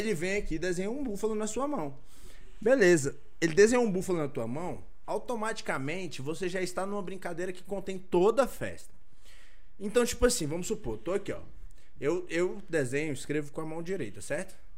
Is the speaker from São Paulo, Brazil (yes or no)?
no; Ceilândia, Federal District, Brazil; eu sou da Ceilândia